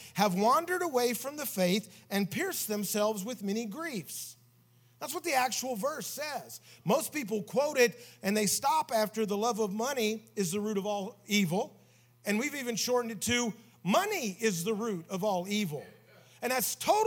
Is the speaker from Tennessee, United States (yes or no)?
yes; Tennessee, United States; We grew up in Tennessee together